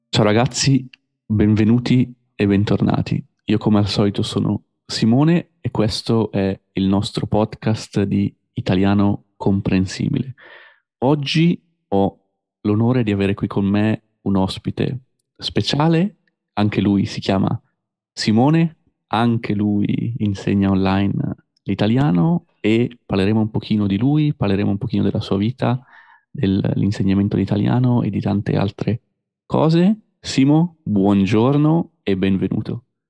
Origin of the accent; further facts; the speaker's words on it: Busto Arsizio, Lombardy, Italy; come parlerei io a casa nella ridente città di Busto Arsizio